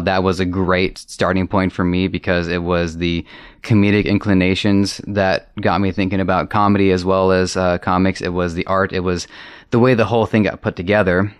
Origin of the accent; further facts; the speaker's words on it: Toronto, Ontario, Canada; I grew up here in Toronto